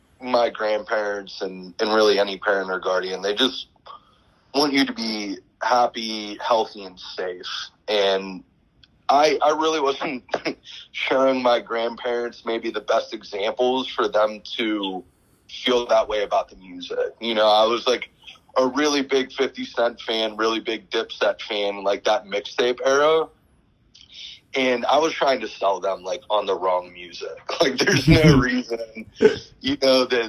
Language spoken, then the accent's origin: English; Pittsburgh, Pennsylvania, United States; I'm from Pittsburgh originally